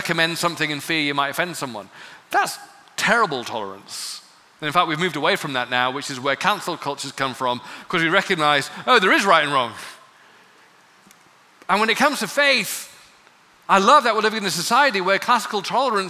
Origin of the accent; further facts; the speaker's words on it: England, United Kingdom; growing up in England